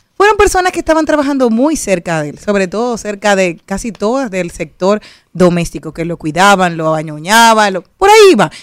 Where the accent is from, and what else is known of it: Dominican Republic; also born or lived in Spain